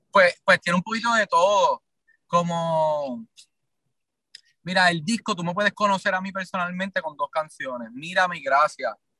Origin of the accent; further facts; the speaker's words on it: Ponce, Puerto Rico; yo soy de Ponce, que, es del sur de Puerto Rico